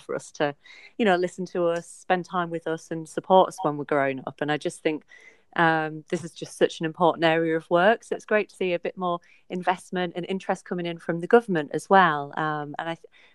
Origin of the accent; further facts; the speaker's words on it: the North East, North East England, United Kingdom; moved away as an adult; also born or lived in York; now in Suffolk, United Kingdom; I'm from the Northeast originally